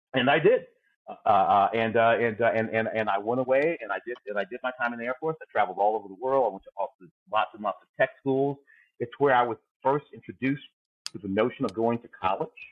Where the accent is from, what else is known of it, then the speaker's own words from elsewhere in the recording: St. Louis, Missouri, United States; moved away as an adult; also born or lived in Tennessee; now in Los Angeles, United States; I was born in Tennessee, and then we moved up to St. Louis, Midwest St. Louis